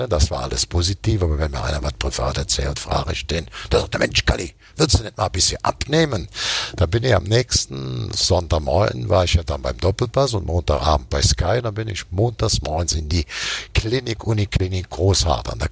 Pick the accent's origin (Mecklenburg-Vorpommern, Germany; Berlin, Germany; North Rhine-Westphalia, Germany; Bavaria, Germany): Bavaria, Germany; Munich; born there; ich, ich bin geboren am Rotkreuzplatz.